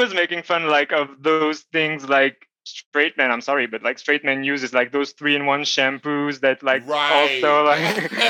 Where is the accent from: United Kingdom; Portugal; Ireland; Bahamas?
Portugal; so I'm from Portugal, and I love, like, in my village we have those trees, eucalyptus.